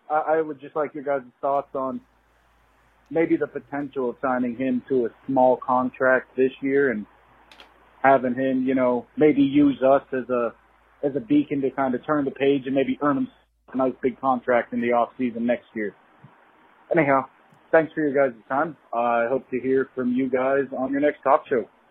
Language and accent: English; Kansas, United States; I'm from Kansas